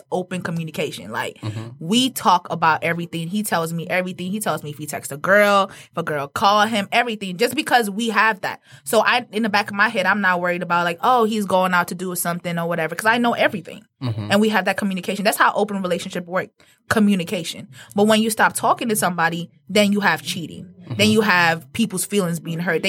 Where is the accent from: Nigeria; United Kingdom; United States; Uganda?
Nigeria; moved away; I'm Nigerian, born and raised, and I came from a polygamist raised family